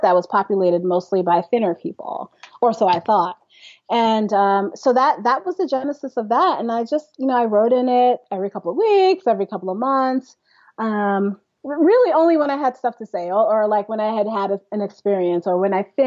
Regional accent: New York City, New York, United States; I was born in Brooklyn, New York.

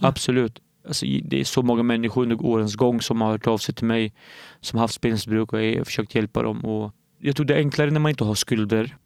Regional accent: Norrköping, Östergötland, Sweden; also born or lived in Derik, Syria; jag är uppvuxen i Norrköping

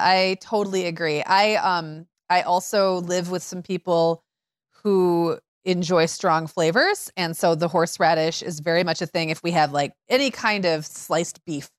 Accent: Midwest, United States; I grew up in Midwest eighties

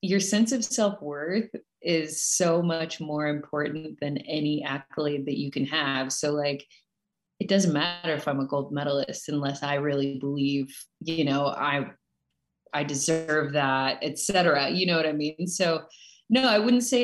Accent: Farmington, New Mexico, United States; also born or lived in Colorado / California; now in Reno, United States; I am here in Reno, Nevada at the moment. I am from Farmington, New Mexico originally.

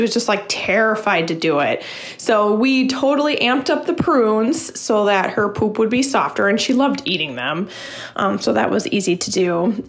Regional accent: Green Bay, Wisconsin, United States; from Green Bay.

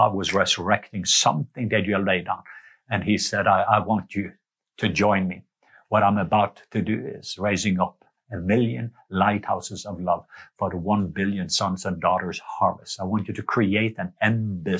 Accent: Norway; moved away; I remember me as a kid growing up in Norway

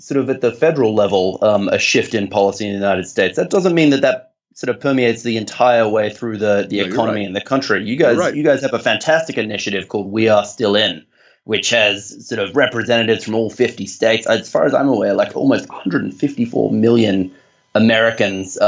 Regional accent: Australia; accent: Australian; I'm Australian, and I hope my accent conveys that.

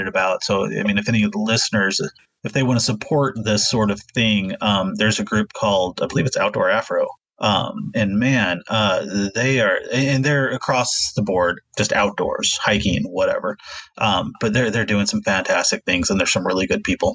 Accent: Missouri, United States; I grew up in Missouri. So growing up in Missouri and being in the outdoors, that's what you

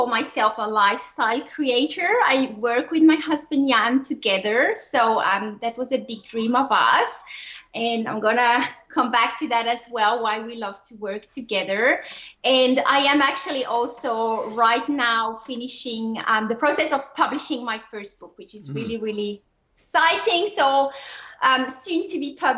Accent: Switzerland; accent: French; English is a second language; moved away as an adult; now in Australia; I am originally from Switzerland, and now I live in Australia.

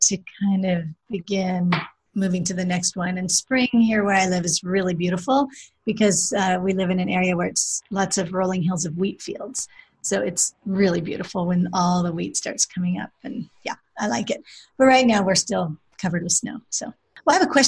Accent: near Seattle, Washington, United States; I grew up near Seattle

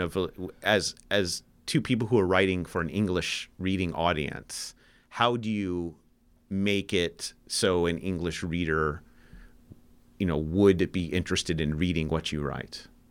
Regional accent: United States; speaking as an American

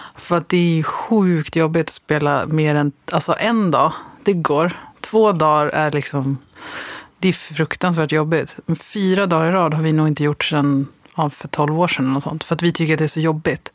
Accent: Västgötaslätten, Västra Götaland, Sweden; jag växte upp på Västgötaslätten

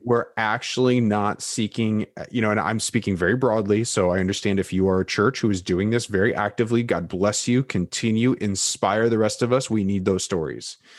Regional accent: United States; American Evangelicals

